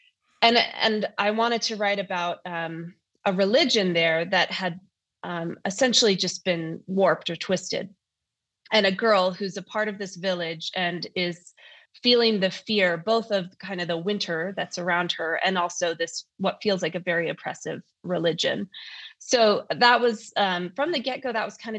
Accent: North Idaho, United States; accent: North Idaho; I live in Idaho, as you can tell from my lack of an accent, I guess, or maybe my North Idaho accent.

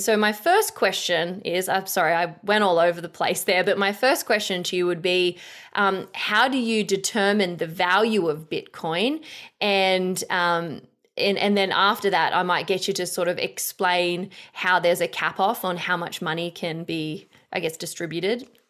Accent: Australia; I'm an Aussie chick, uh, like, you know, we're, we're pretty simple folk da-, down under.

